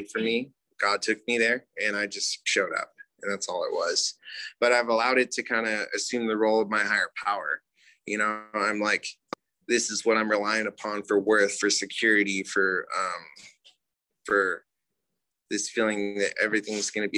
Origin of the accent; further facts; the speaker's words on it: United States; I'm Native American